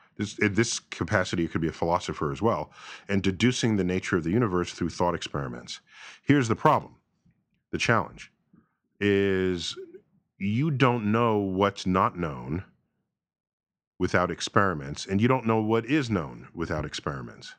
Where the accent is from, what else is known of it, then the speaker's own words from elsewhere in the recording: New York City, New York, United States; growing up in New York City